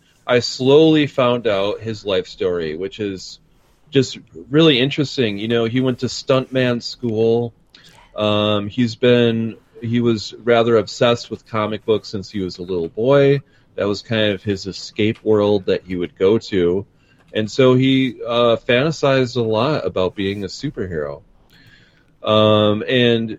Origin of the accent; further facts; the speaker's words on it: Milwaukee, Wisconsin, United States; here in my hometown